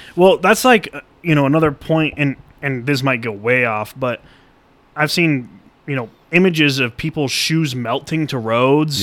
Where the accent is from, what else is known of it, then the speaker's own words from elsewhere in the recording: Colorado, United States; I was born and raised in Colorado